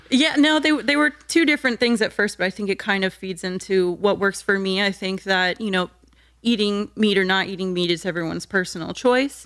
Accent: New Smyrna Beach, Florida, United States; also born or lived in Deltona, Florida; the first half of my childhood, I lived in Deltona, so, like, twenty minutes west of New Smyrna

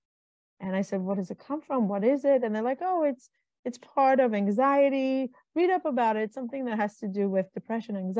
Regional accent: Israel; now in United States; I grew up in Israel, moved to America, married a man from America

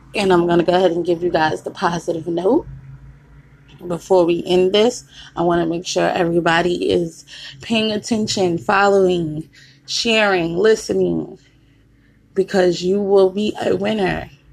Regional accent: New York City, New York, United States; now in Virginia, United States; I'm originally from Queens

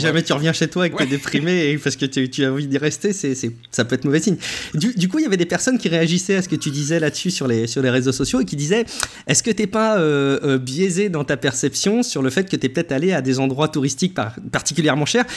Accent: France; chez nous en France

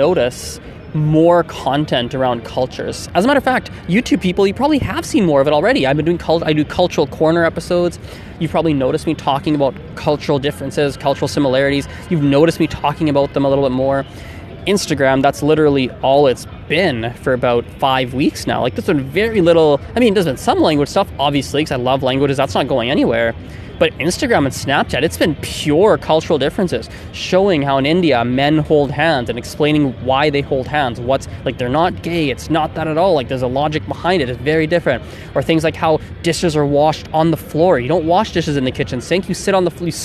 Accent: Canada

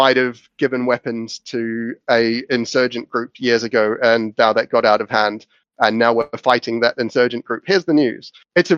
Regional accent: New Zealand; moved away; growing up in New Zealand

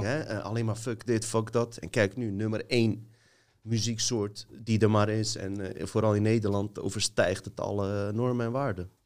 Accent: Montenegro; now in Netherlands

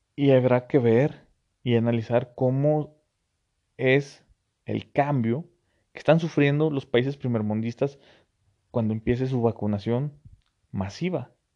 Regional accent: Mexico; como buen mexicano

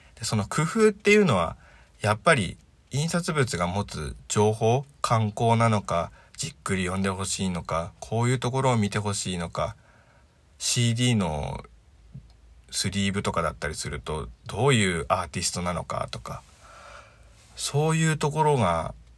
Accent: Miyagi, Japan; also born or lived in Sendai / Kurihara; 生まれも育ちも宮城県

